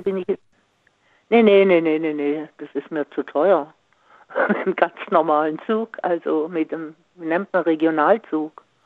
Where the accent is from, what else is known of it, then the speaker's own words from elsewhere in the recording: Singen, Baden-Württemberg, Germany; moved away; ich komme ja aus Singen